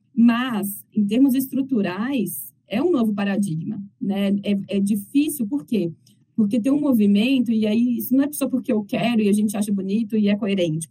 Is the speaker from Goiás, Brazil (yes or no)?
no; Cataguases, Minas Gerais, Brazil; moved away; also born or lived in Belo Horizonte; eu sou mineira, de uma cidade muito pequena. Né, toda vez que eu brinco que é uma cidade muito pequena do interior de Minas